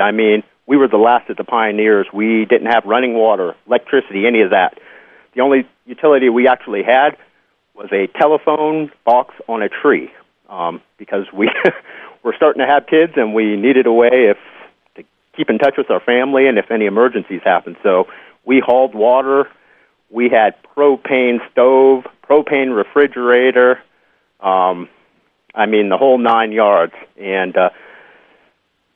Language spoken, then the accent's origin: English; San Francisco, California, United States; moved away as an adult; also born or lived in Lewiston, New York; now in Loyalton, United States; I grew up in San Francisco. I was born in upstate New York in Lewiston, outside of Buffalo. And I didn't spend any time there